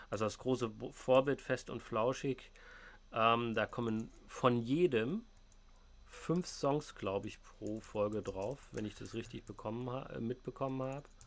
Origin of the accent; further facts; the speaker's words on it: East Germany, Germany; Ähm, ja, ich komme halt aus dem Osten, ne?